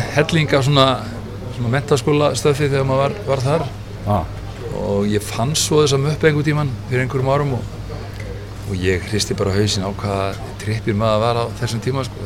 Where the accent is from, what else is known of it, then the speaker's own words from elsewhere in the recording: Iceland; hvaðan ég var og sáðan frá Íslandi